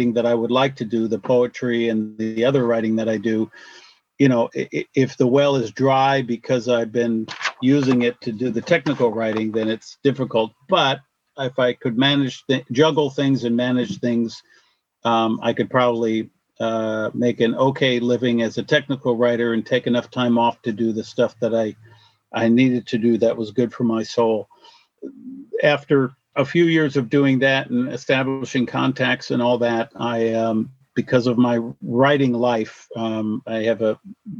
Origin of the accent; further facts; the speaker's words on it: upstate New York, United States; also born or lived in Washington State; now in Washington, United States; I grew up on the East Coast in upstate New York